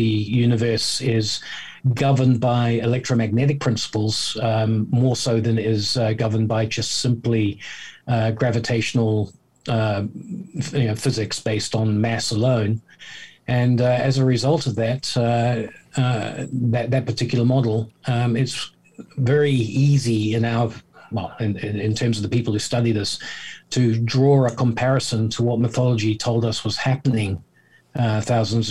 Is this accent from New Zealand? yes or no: yes; New Zealand; moved away as an adult; also born or lived in South Africa / Southeast Asia; now in United Kingdom; I was born in South Africa, brought up in New Zealand. I've spent many years in Southeast Asia as an adult. I'm now living in the UK.